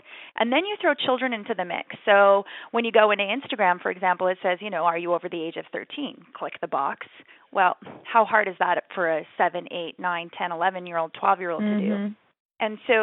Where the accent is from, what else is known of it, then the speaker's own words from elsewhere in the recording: Canada; growing up in Canada